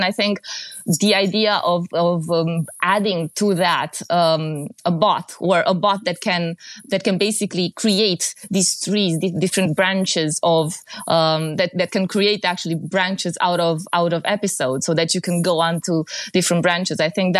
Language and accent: English; Romania; English is a second language; In Central Europe, I can basically, I mean, I'm from Romania, but I think I can speak for the region a bit.